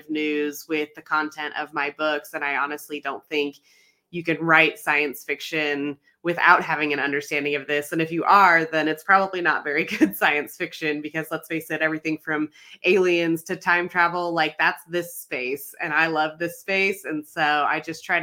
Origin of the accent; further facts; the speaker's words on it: Arizona, United States; I'm born and raised in Arizona